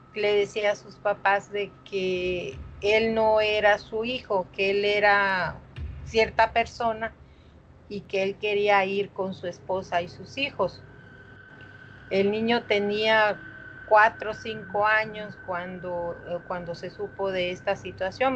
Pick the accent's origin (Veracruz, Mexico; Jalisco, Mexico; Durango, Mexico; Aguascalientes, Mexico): Veracruz, Mexico; Coatzacoalcos; yo soy de Coaxacuaicos